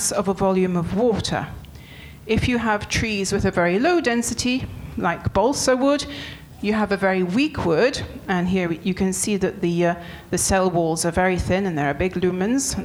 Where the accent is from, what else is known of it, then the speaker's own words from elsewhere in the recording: England, United Kingdom; moved away as an adult; also born or lived in France; now in Montpellier, France; I'm English